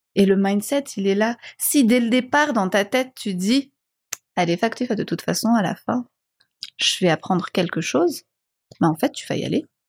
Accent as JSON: {"language": "French", "country": "Madagascar", "tie": "born or raised there", "also_born_or_lived": "Réunion / Belgium / Budapest", "moved": "yes", "said": "je suis malgache, je suis fier de l'être, je suis née à Madagascar"}